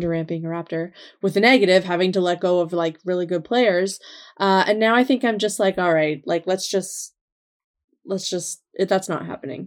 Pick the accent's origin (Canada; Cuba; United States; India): Canada; Nova Scotia; when I was growing up, that certainly wasn't a thing that happened in Nova Scotia